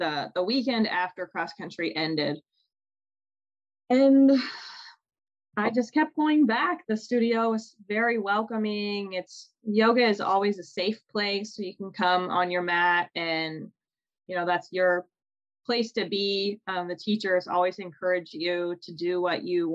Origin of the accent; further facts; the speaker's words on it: Loveland, Ohio, United States; moved away; my hometown of Loveland, Ohio